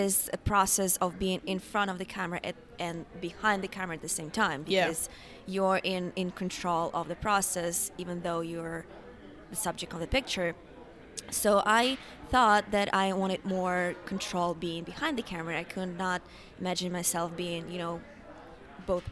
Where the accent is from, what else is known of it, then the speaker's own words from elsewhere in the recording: Ukraine; moved away as an adult; now in New York City, United States; Originally, I'm from Ukraine, but for the last 5 years, I've been living in New York.